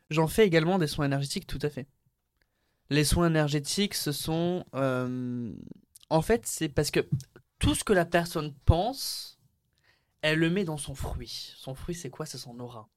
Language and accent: French; Béziers, Occitania, France; also born or lived in Aix-en-Provence; je suis né à Aix-en-Provence et puis de suite après, je suis allé dans une ville de province qui s'appelle Béziers. J'ai grandi là-bas